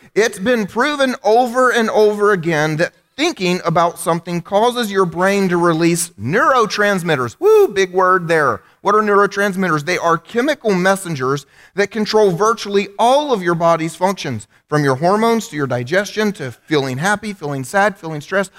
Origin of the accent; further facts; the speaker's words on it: United States; I'm an American